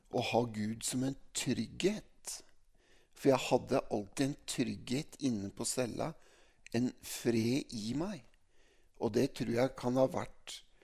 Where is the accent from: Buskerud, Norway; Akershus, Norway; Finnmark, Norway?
Buskerud, Norway; Mjøndalen; jeg er oppvokst da midt i Mjøndalen sentrum